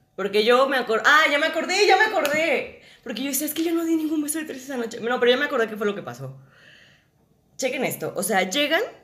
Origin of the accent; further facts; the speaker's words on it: Guadalajara, Jalisco, Mexico; yo soy de Guadalajara, soy actriz